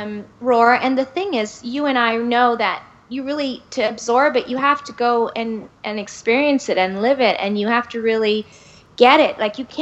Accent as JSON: {"language": "English", "country": "India", "said": "You know, I'm from India, and Indian genes, and I have in my family diabetes and hypertension"}